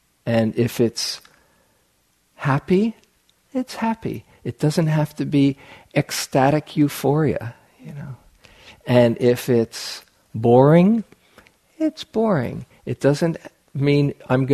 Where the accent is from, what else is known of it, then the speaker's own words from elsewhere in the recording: New York, United States; I grew up in New York where people often live in superlatives